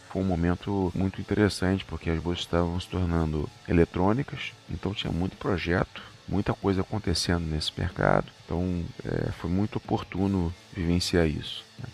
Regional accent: Rio de Janeiro, Brazil; Sou carioca

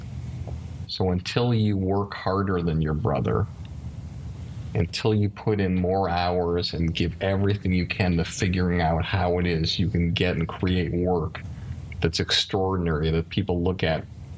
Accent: Longmeadow, Massachusetts, United States; I'm from Longmeadow

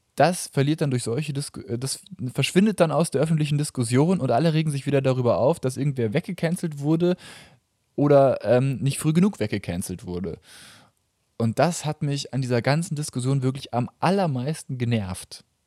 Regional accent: Germany; ich jetzt als Deutscher

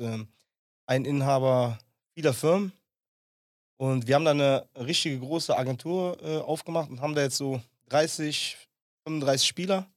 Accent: Langenfeld, North Rhine-Westphalia, Germany; das war eine Straße bei uns in Langenfeld

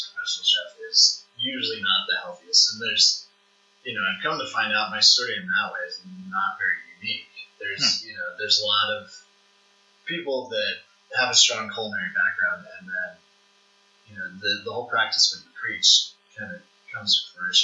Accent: St. Louis, Missouri, United States; moved away as an adult; now in Lincoln, United States; growing up in St. Louis

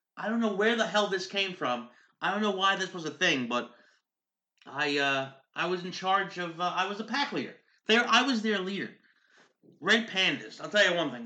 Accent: United States; We're hardworking American parents.

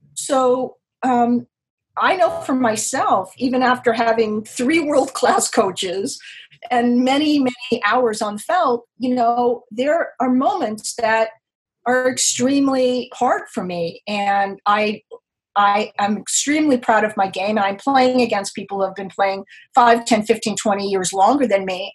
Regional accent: Los Angeles, California, United States; now in New York City, United States; I grew up in Los Angeles, California, and I've been in New York for 30 years

